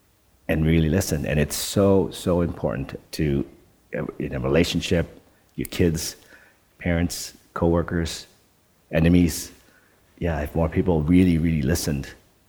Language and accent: English; Netherlands; English is a second language; moved away; also born or lived in Canada; When I grew up in Holland, we had two TV stations, and the program didn't start until 10 o'clock or 9 o'clock or something in the morning.